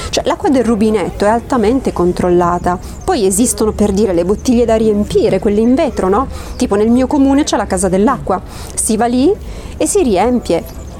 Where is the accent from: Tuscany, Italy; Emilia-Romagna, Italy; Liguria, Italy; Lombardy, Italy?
Emilia-Romagna, Italy; Collecchio; Sono di Collecchio, provincia di Parma.